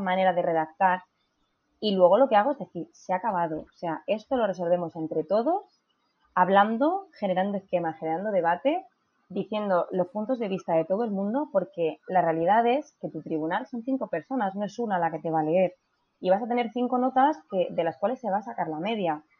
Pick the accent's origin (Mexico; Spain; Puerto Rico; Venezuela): Spain; Region of Murcia; moved away as an adult; now in Madrid, Spain; en Murcia, que es eh, de, donde yo soy.